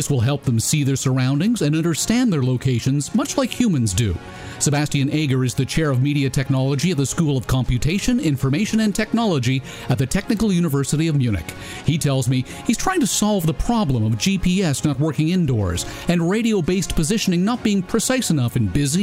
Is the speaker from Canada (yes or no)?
yes; Canada; as a Canadian